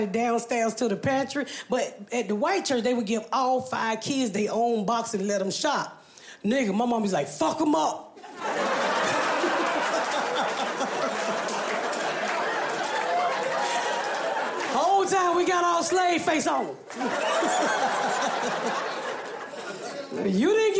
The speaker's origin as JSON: {"language": "English", "town": "Atlanta", "region": "Georgia", "country": "United States", "tie": "born or raised there", "said": "when I grew up here in Atlanta"}